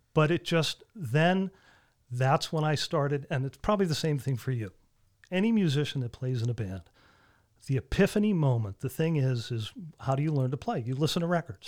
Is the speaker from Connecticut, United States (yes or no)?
yes; Avon, Connecticut, United States; I'm from Avon, Connecticut